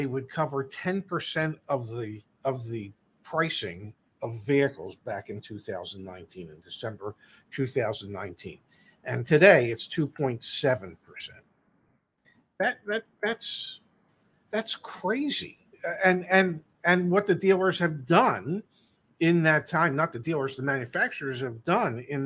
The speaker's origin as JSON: {"language": "English", "town": "Philadelphia", "region": "Pennsylvania", "country": "United States", "tie": "born or raised there", "said": "I grew up in the Philadelphia area"}